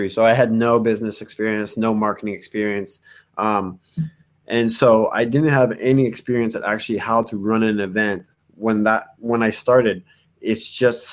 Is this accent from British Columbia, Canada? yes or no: no; Montreal, Quebec, Canada; we're from Montreal